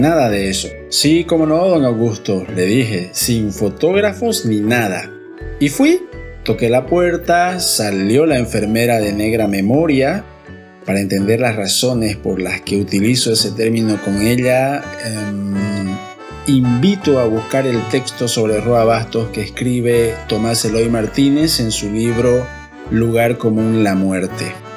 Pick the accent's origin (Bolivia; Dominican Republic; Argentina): Bolivia; Camba, eastern lowlands; un camba muy rural de solo 20 años